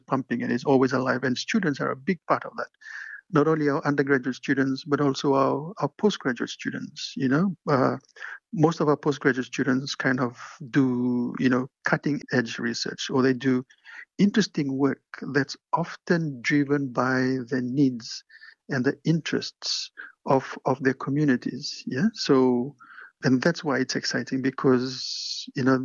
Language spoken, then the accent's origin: English; Levuka, Eastern Division, Fiji; moved away as an adult; also born or lived in Suva, Fiji / Queensland, Australia; now in Dunedin, New Zealand; born in Levuka on Ovalau